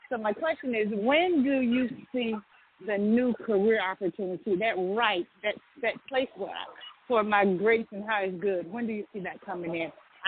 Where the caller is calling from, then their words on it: Georgia, United States; And I'm calling from Georgia.